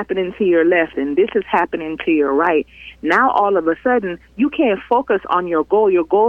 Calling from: Miami, Florida, United States; … from Miami.

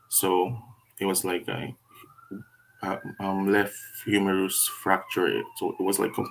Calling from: Vancouver, British Columbia, Canada; Um, calling from Vancouver, BC, Canada

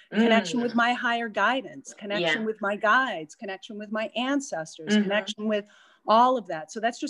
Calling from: Martha's Vineyard, Massachusetts, United States; So I am calling in from Martha's Vineyard. It's feel very blessed to be here.

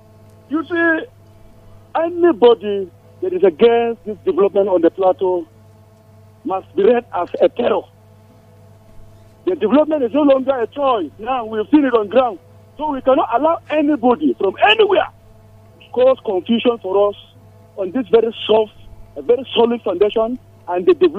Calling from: Anguarukuba, Nigeria; I'm calling from Anguarukuba.

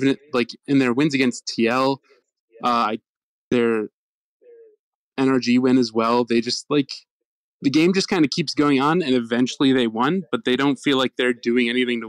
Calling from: Oakland County, Michigan, United States; I'm calling from Oakland County, Michigan.

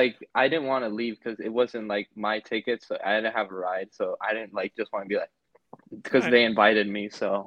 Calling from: Miami, Florida, United States; I'm calling from Miami, Florida.

